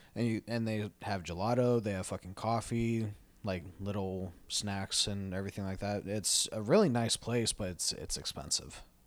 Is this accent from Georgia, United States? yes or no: no; Tucson, Arizona, United States; growing up in Tucson